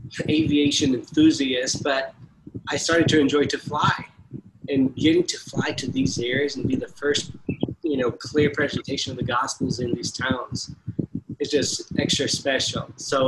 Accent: Brazil; I grew up in Brazil to a missionary family here

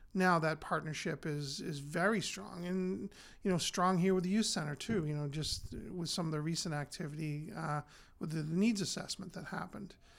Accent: North Andover, Massachusetts, United States; I grew up here in North Andover, attended North Andover Public Schools, uh, graduated from North Andover High School in 1985

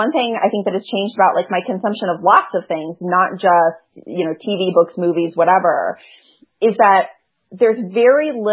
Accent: Knoxville, Tennessee, United States; now in Chicago, United States; I grew up in Knoxville, Tennessee

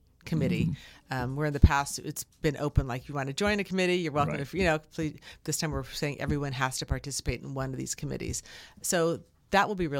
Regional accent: San Francisco, California, United States; I grew up in San Francisco and everything we did was based on our parish

